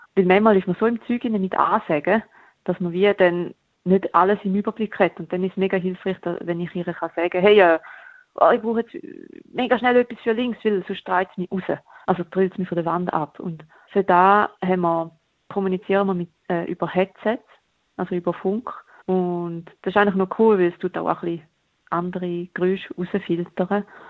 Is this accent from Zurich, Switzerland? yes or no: no; Toggenburg, St. Gallen, Switzerland; in Toggenburg, wo ich aufgewachsen bin.